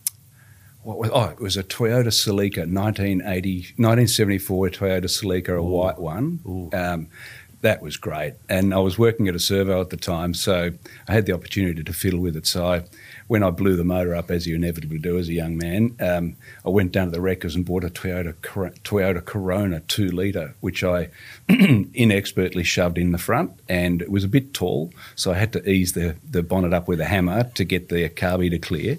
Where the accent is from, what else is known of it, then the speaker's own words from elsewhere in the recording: Emerald, Victoria, Australia; Emerald, up in the Dandenong Ranges. Yeah. So lived there since the mid-70s